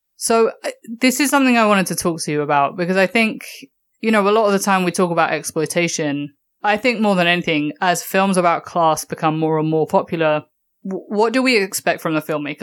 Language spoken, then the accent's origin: English; England, United Kingdom; growing up in England